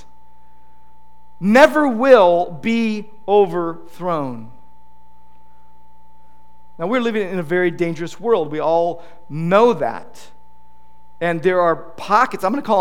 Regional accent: United States; we as American Christians

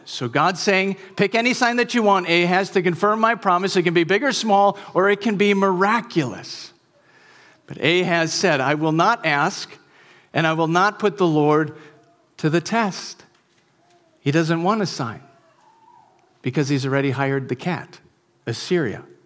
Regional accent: Wisconsin, United States; moved away as an adult; also born or lived in Vermont; I grew up in Wisconsin, and after college, I moved to Vermont

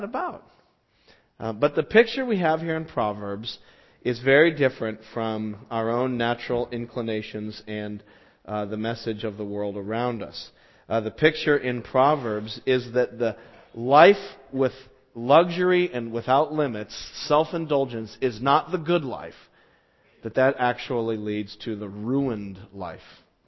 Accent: Las Vegas, Nevada, United States; moved away; where I grew up in Las Vegas

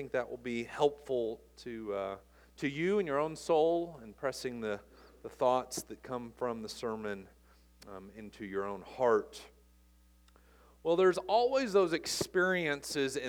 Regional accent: United States; also born or lived in Lexington, Kentucky / Los Angeles, California; I'm American

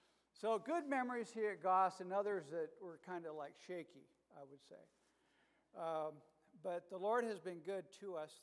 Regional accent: Ecuador; also born or lived in Colombia; now in Akron, United States; I was born in Colombia, raised in Ecuador. And so when I married Jan, we were kind of looking for a home, and Akron seemed to be the place.

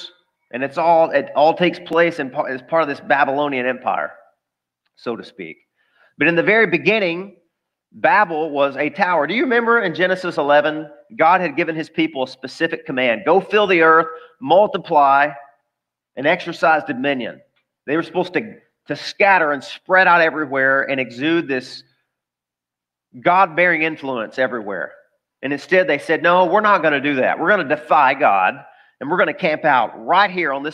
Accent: the South, United States; I grew up in the South.

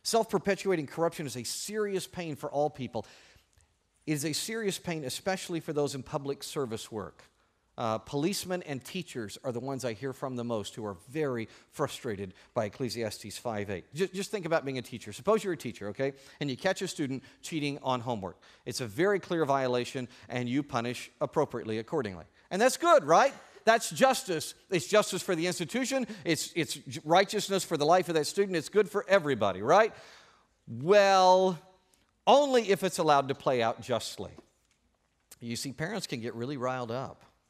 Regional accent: Oklahoma, United States; as a young Native American when I was growing up in Oklahoma

